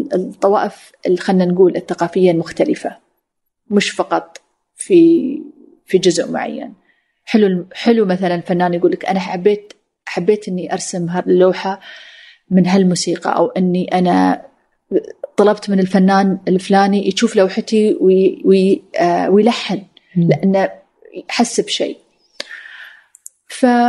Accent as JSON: {"language": "Arabic", "country": "United Arab Emirates", "said": "أنا أنا إماراتية"}